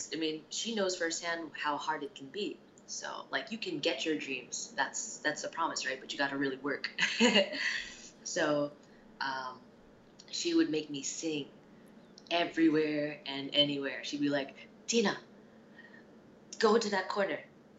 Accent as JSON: {"language": "English", "region": "New Jersey", "country": "United States", "tie": "born or raised there", "also_born_or_lived": "Chicago, Illinois / Japan", "moved": "yes", "said": "I was born in Chicago, but I was basically raised in New Jersey"}